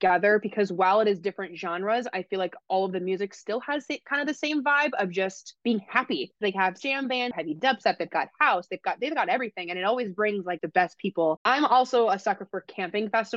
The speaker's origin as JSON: {"language": "English", "region": "East Coast", "country": "United States", "also_born_or_lived": "Southwest Florida", "said": "I'm from the East Coast"}